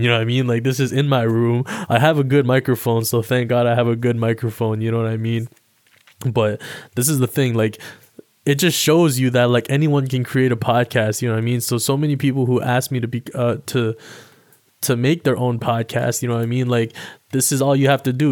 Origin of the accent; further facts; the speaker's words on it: Toronto, Ontario, Canada; also born or lived in Alabama; I live in Toronto, Ontario, Canada. Um, stayed out here for most of my life. And, um, I was originally born in the States. I was born in Alabama. And then I moved up here with my family when I was, like, damn near three years old